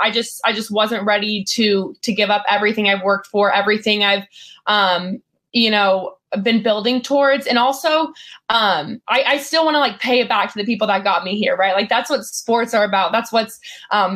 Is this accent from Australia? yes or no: no; Lubbock, Texas, United States; I grew up in Lubbock, Texas